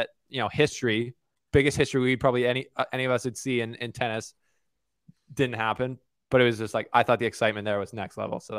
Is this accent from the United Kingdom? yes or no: no; Canada; I'm Canadian